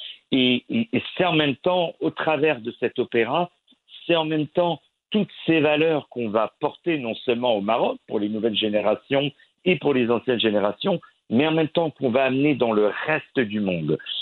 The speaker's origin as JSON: {"language": "French", "town": "Chelles", "region": "Île-de-France", "country": "France", "tie": "born or raised there", "also_born_or_lived": "Moroccan ancestry (Fès)", "said": "Je suis né à une petite ville qui s'appelle Bruxelles-sur-Chantraine, mais j'ai grandi dans une ville qui s'appelle Chelles"}